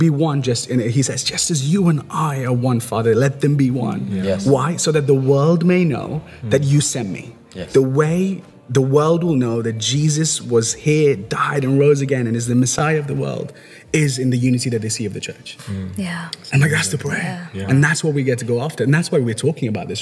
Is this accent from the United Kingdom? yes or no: yes; Liverpool, North West England, United Kingdom; moved away as an adult; also born or lived in India; now in Wolverhampton, United Kingdom; I grew up in Liverpool. I moved to the UK when I was 11-year-old kid to Liverpool